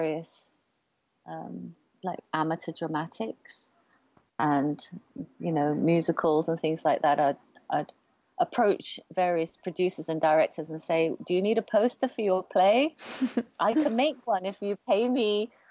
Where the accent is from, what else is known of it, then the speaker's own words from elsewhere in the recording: Oxford, South East England, United Kingdom; now in London, United Kingdom; I'm an artist printmaker living in London. And um, my parents are from Malaysia and Singapore. I was born in Oxford and I grew up in this kind of amazing, beautiful university town, feeling like a little bit like an outsider in my home country.